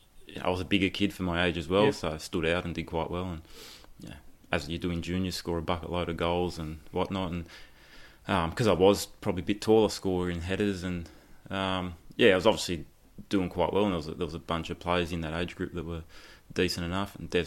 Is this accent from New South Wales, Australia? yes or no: yes; Tarrawanna, New South Wales, Australia; I was a Fernhill junior, so I grew up in Taroji. Mum and Dad are still down there.